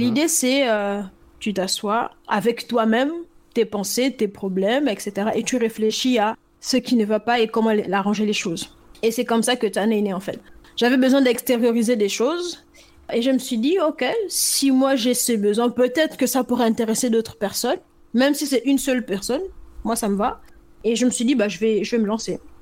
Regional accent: Gabon; moved away as an adult; now in France; moi je suis par exemple né au, Gabon

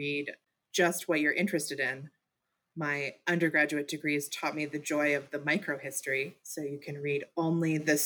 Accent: Louisville, Kentucky, United States; also born or lived in Maine / Massachusetts; So my family moved to Louisville when I was 9. We moved from Maine. So it was a big change for us. And then I have been here all through high school.

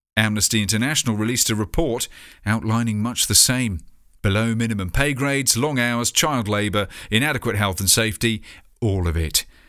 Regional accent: United Kingdom; proud to be British.

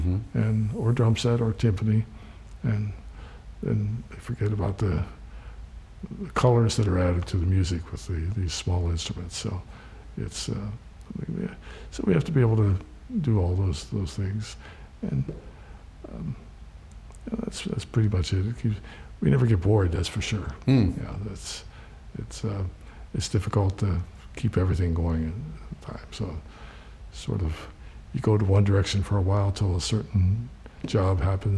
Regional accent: Williamsport, Pennsylvania, United States; Williamsport, Pennsylvania. Little League baseball.

